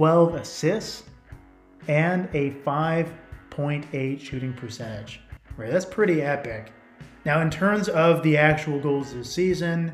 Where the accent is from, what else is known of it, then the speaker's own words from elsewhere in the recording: Seattle, Washington, United States; coming from the Seattle area